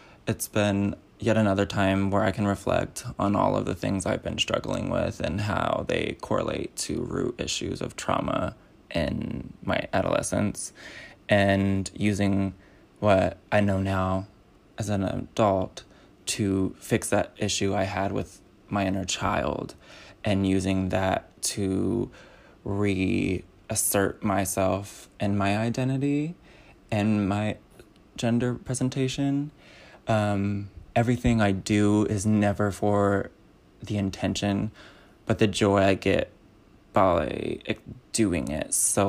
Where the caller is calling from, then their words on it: Los Angeles, California, United States; I'm calling from Los Angeles, California